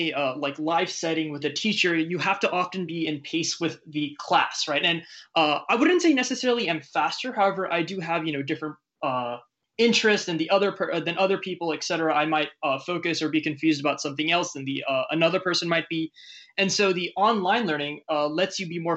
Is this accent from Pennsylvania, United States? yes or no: no; San Francisco, California, United States; I was born in San Francisco, so quite literally the Facebook headquarters used to be on my way to school.